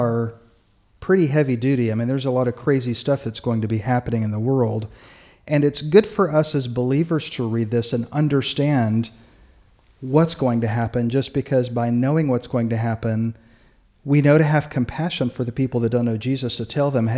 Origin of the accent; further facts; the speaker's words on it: United States; as an American